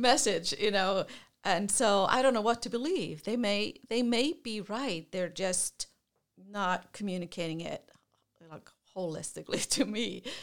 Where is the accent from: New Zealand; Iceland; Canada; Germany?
Iceland; moved away; I'm, I'm from Iceland originally.